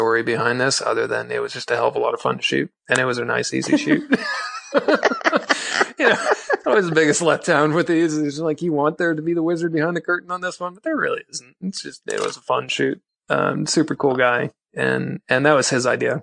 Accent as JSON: {"language": "English", "town": "Minneapolis", "region": "Minnesota", "country": "United States", "moved": "yes", "said": "I'm from Minneapolis originally"}